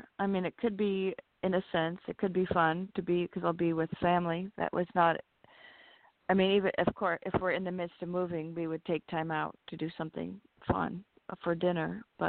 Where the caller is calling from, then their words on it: California, United States; Hi, this is … from California.